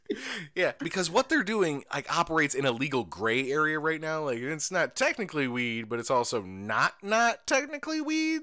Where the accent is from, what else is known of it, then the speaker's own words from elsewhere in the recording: Indiana, United States; I'm from Indiana.